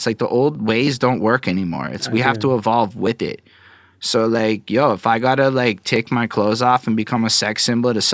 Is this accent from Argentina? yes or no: no; Montreal, Quebec, Canada; accent: Montreal accent; I'm from Montreal, Quebec. This is a Montreal accent, I suppose.